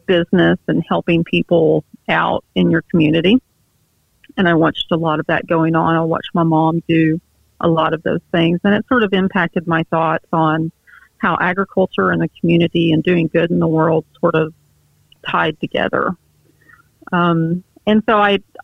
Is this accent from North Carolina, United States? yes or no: no; near Lake Texoma, East Texas, United States; I grew up in East Texas, north of Dallas, Fort Worth, up on an area close to Lake Texoma